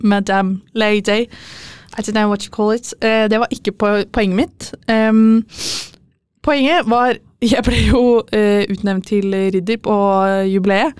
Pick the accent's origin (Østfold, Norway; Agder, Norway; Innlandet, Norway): Østfold, Norway; Fredrikstad; also born or lived in Trondheim; mest hjemme i Fredrikstad.